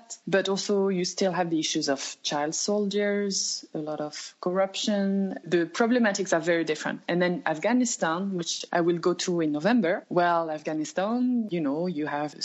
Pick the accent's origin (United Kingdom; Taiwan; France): France; Loudun, Nouvelle-Aquitaine; moved away as an adult; also born or lived in Poitiers / Beijing / Turkey; I'm from France. I come from the central west of France. My hometown is called Loudun.